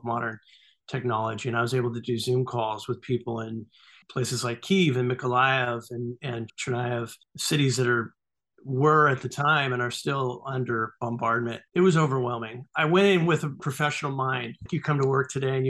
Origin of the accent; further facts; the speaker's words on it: United States; as an American